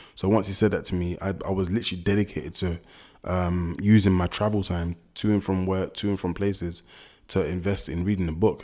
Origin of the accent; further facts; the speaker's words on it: London, United Kingdom; The only ones we could really relate to growing up in London was probably footballers